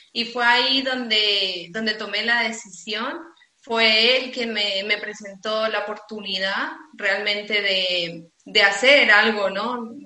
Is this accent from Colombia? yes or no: no; Bolivia; now in Spain